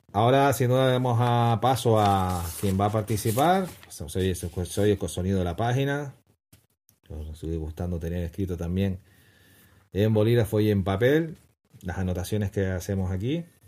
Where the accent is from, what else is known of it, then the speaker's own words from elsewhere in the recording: Canary Islands, Spain; como canarios